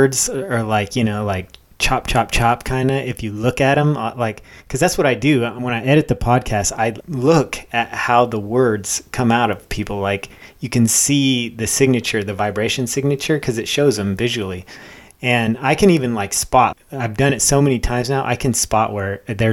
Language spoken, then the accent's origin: English; Wyoming, United States; when I was a kid, I grew up in Wyoming